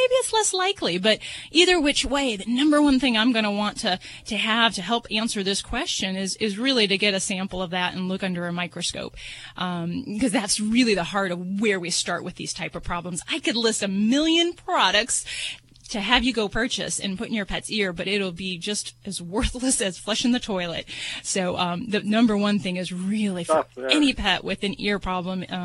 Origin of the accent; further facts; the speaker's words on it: Las Vegas, Nevada, United States; I'm from Vegas